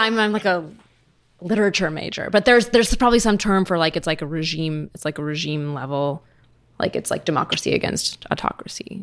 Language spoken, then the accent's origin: English; United States; moved away as an adult; now in Berlin, Germany; I live in Berlin, of course, and I still feel, you know, I still feel in some ways that my home is here and I'm American